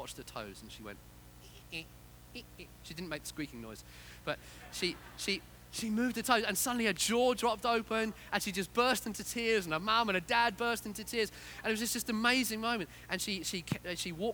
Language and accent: English; Yorkshire and the Humber, United Kingdom; I was born in Yorkshire.